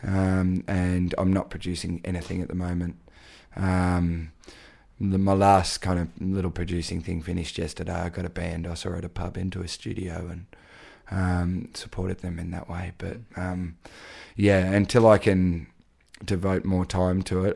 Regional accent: Daylesford, Victoria, Australia; my hometown in Dalesford

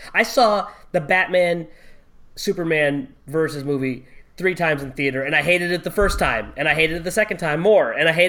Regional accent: Pakistan; I'm Pakistani.

